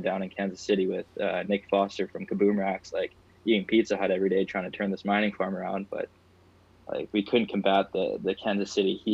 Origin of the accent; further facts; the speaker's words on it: Canada; I'm Canadian, so I want to take pride in my country